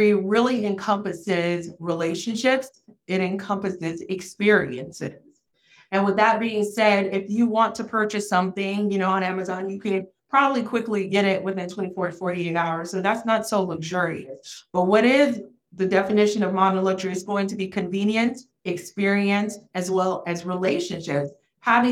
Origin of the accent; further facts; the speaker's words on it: Florida, United States; also born or lived in Haiti; raised in an underrepresented area in Florida